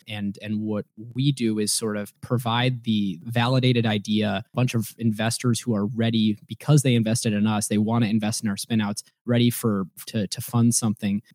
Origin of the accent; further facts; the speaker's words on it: Ohio, United States; moved away as an adult; now in Seattle, United States; i grew up in ohio